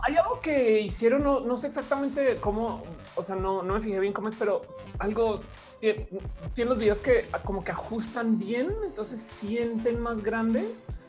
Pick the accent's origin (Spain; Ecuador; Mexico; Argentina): Mexico; en México tenemos internet móvil rebarato